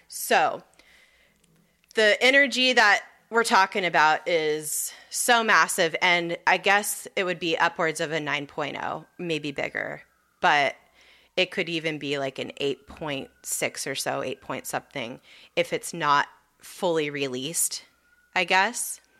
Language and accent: English; Southern California, United States; moved away; growing up in Southern California